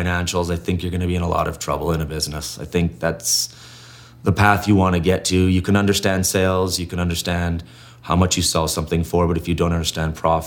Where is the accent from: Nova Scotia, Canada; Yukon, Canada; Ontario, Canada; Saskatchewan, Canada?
Yukon, Canada; Whitehorse; now in Calgary, Canada; I'm not from here. I was born in Whitehorse, Yukon, but I've been here the whole time